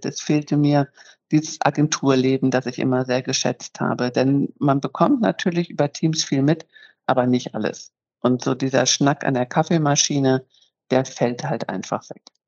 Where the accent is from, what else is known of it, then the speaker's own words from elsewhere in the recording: Northern Germany, Germany; moved away as an adult; also born or lived in Munich; now in Bremen, Germany; als waschechte Norddeutsche